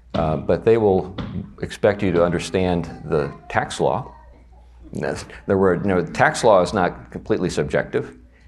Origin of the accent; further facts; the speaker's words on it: the South, United States; accent: Southern US; I keep resorting to my southern accent.